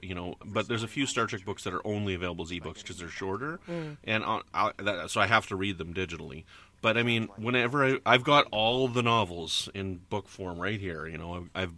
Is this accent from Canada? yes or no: yes; Canada; I'm Canadian